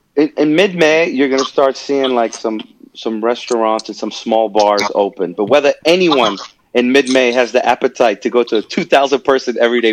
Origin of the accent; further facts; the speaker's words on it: New York, United States; I'm from New York